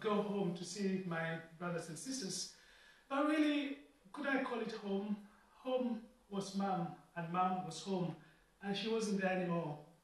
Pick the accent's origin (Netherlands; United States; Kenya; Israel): Kenya; also born or lived in Ghana / Oxford; now in Liverpool, United Kingdom; I had to go home just over a year ago, home being Kenya